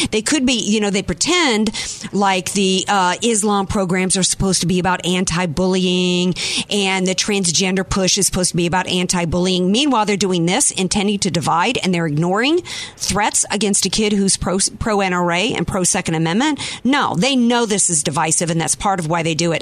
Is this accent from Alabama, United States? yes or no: no; Louisiana, United States; now in San Diego, United States; I grew up in the Deep South, Brian, and you know almost every boy I grew up with in Louisiana